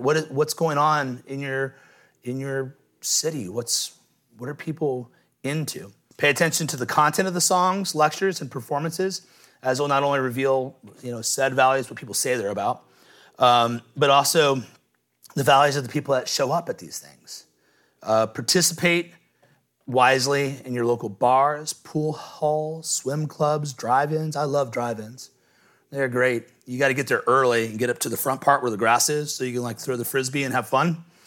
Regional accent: Midwest, United States; moved away; I was from the Midwest

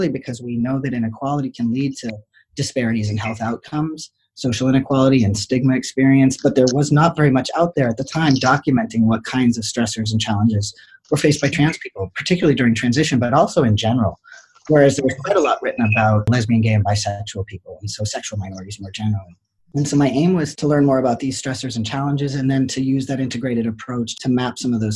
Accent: rural New Hampshire, United States; moved away; also born or lived in Boston / Michigan / Detroit / Western Massachusetts; I was born in Boston. I grew up in rural New Hampshire and then bounced around

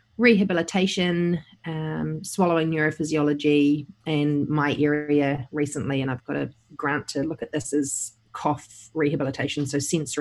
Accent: New Zealand; I'm based in New Zealand. I did my training here. I grew up in New Zealand

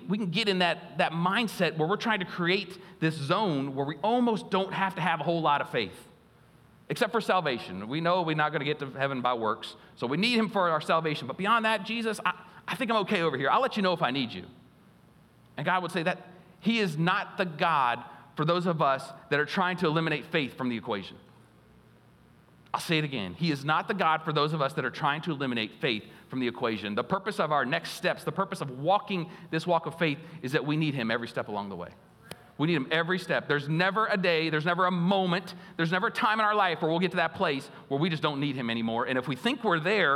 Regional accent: United States; as American Christians, we're so blessed in this nation

